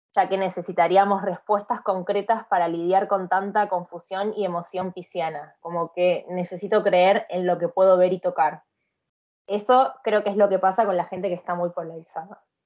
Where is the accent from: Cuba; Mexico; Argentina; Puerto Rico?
Argentina; moved away as an adult; also born or lived in India; now in Sweden; Después volví a Argentina de sorpresa